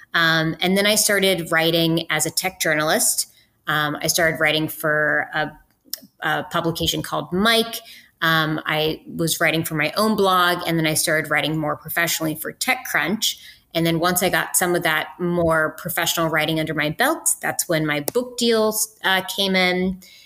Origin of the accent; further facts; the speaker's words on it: West Virginia, United States; moved away as an adult; I went to West Virginia University because I'm from West Virginia